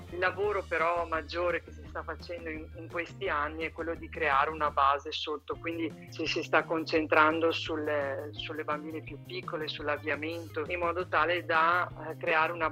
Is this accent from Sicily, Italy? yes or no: no; Bassano del Grappa, Veneto, Italy; sono di Bassano del Grappa in provincia di Vicenza